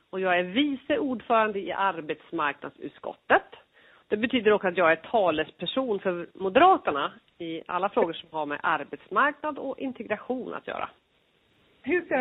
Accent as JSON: {"language": "Swedish", "region": "Örebro County", "country": "Sweden", "said": "man representerar ju ett län, jag är ju från Örebro län."}